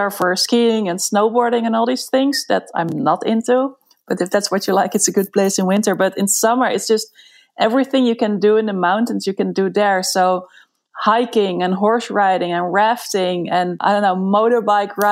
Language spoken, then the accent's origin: English; Netherlands; moved away as an adult; now in Barcelona, Spain; I'm from the Netherlands